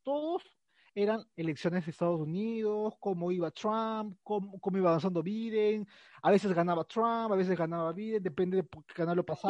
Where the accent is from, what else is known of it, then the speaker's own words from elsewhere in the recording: Peru; los peruanos estábamos metidos mucho en las elecciones